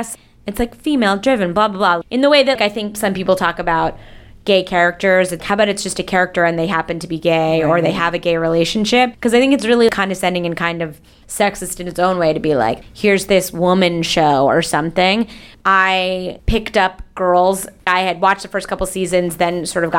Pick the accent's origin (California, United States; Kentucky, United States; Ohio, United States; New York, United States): New York, United States; Long Island; I grew up on Long Island.